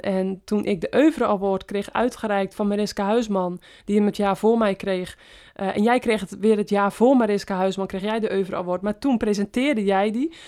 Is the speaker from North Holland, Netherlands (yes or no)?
yes; West-Friesland, North Holland, Netherlands; moved away as an adult; also born or lived in Apeldoorn; mijn roots liggen natuurlijk in West-Friesland. Eh, eerst de 28 jaar gewoond van mijn leven en nu sinds, sinds drie jaar ook weer.